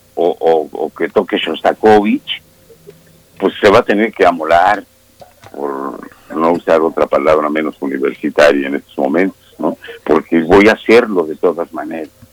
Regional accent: Mexico; somos mexicanos y tenemos nuestras maneras de decir las cosas

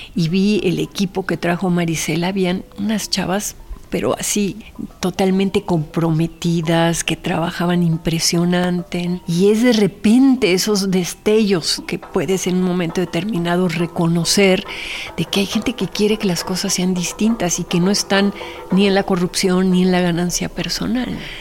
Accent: Mexico; also born or lived in Argentina; el haber crecido, porque fui educada en los dos países y con papás extranjeros, entonces siempre está como la, la comparación entre México y Argentina

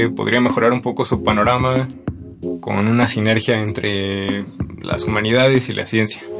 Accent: Tizapán de Zaragoza, State of Mexico, Mexico; soy del Estado de México, de Tizapán de Zaragoza. Tengo 19 años

